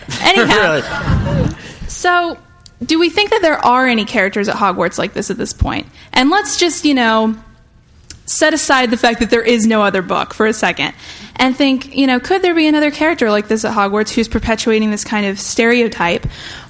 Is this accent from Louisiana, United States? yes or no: no; Georgia, United States; Yeah, I mean, I'm from Georgia, so I know.